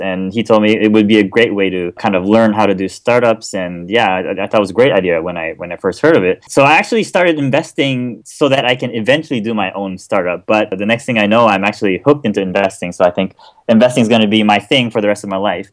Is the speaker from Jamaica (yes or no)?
no; Kobe, Hyogo, Japan; accent: American; moved away as an adult; also born or lived in Pennsylvania; I'm actually born and raised in Japan